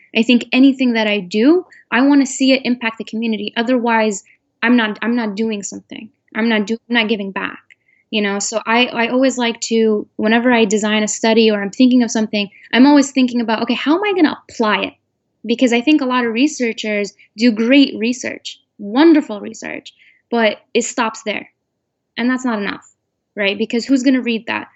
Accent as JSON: {"language": "English", "country": "United States", "tie": "born or raised there", "said": "I was born and raised in America. The only home I know is America."}